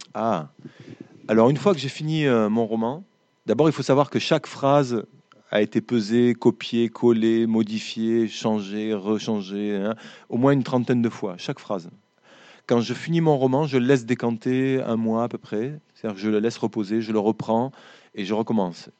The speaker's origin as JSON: {"language": "French", "region": "Occitania", "country": "France", "said": "dans ma région, on est, des Occitans."}